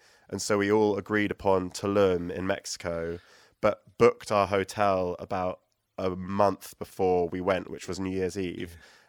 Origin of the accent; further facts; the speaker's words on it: New Forest, South East England, United Kingdom; moved away; also born or lived in Southampton / Los Angeles; I was born in Southampton, which is like the nearest general hostel, but grew up in the New Forest.